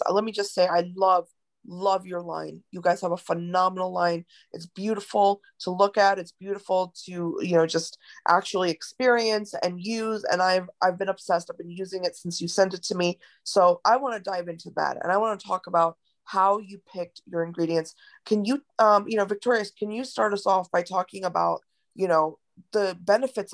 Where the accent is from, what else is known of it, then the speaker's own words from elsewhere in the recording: India; as an Indian woman